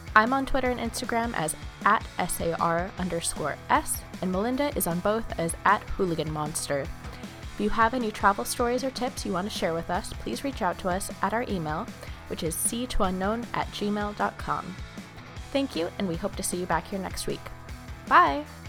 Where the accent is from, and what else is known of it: United States; moved away